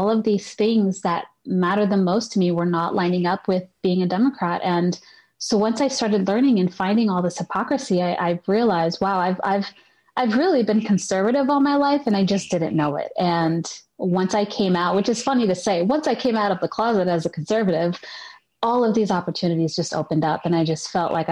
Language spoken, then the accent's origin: English; Puerto Rico; when anyone asks normally i would just say oh i'm puerto rican mm. and once i got involved i started saying puerto rican american